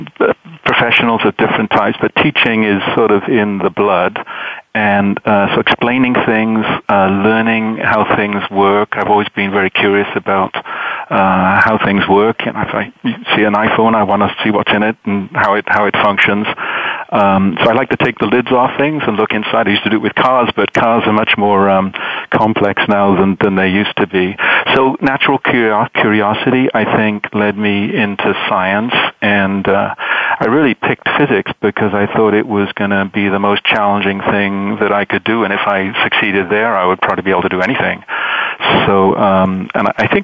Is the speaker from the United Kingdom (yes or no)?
yes; Wales, United Kingdom; moved away as an adult; also born or lived in London / Michigan, United States; now in United States; Well, I grew up in Wales, as you mentioned, sort of in an Irish Catholic background, went to London to study physics, and came to the States in my mid-20s